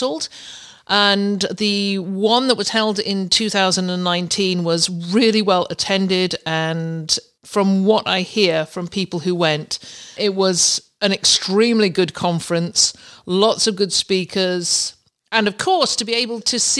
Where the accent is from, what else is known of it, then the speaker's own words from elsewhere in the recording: Canada; I'm a Canadian